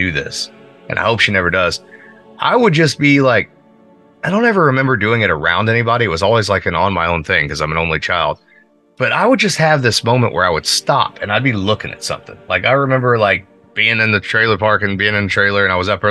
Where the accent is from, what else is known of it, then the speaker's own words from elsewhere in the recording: Pekin, Indiana, United States; growing up in Pekin